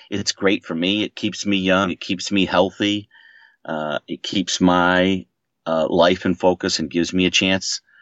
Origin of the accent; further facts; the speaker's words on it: Maine, United States; moved away as an adult; now in Boston, United States; I grew up in Maine